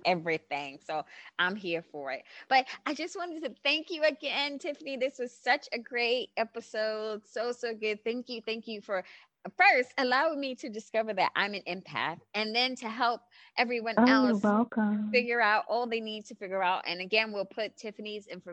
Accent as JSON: {"language": "English", "town": "New York City", "region": "New York", "country": "United States", "said": "I'm from Brooklyn, New York."}